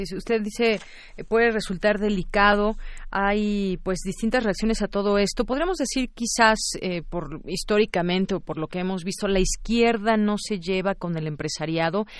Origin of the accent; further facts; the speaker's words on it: Mexico; como mexicanos